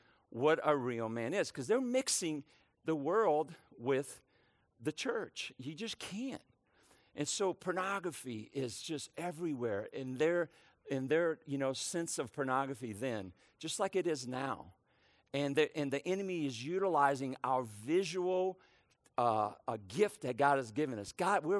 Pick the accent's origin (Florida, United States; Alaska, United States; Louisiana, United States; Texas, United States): Louisiana, United States; New Orleans; also born or lived in Brooklyn, New York; It's a port city, kind of like where I grew up in New Orleans, Louisiana. It's a port city where I was born in Brooklyn, New York, another port city. My dad was a seaman. He worked on the docks. So we moved from port to port.